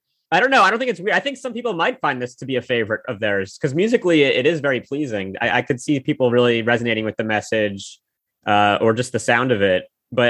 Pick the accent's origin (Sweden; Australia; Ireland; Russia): Russia; Saint Petersburg; born there; I was born in Leningrad.